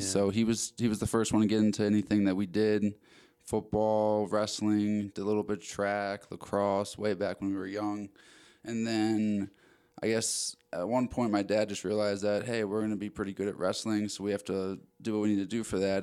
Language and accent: English; Maryland, United States; moved away as an adult; also born or lived in Arizona; I'm originally from Maryland. Uh, was born and raised there